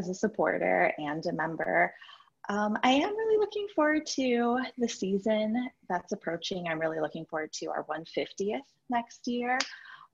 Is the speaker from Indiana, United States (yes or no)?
no; New York, United States; I'm a New Yorker that isn't currently in New York right now